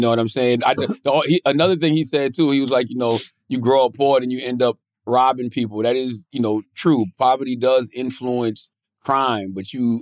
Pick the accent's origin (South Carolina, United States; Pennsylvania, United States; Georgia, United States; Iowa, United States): South Carolina, United States; Moncks Corner; moved away; I grew up in Mount Scorner, South Carolina.